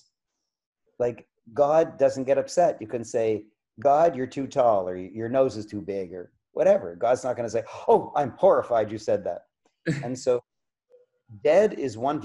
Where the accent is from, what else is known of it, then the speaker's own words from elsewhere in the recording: Canada; I'm a Canadian